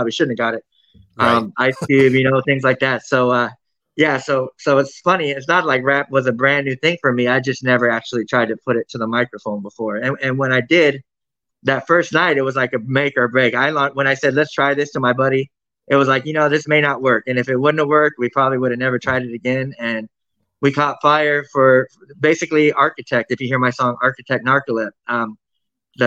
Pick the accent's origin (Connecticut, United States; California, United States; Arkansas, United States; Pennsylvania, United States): California, United States; Fresno; also born or lived in Bay Area; I'm from Fresno, but I mean, I spent a lot of time in the Bay Area